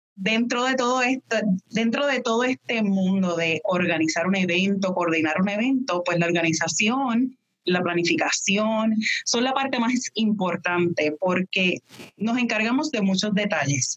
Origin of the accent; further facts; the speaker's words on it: Puerto Rico; moved away as an adult; yo soy de Puerto Rico. Ya luego me mudo para acá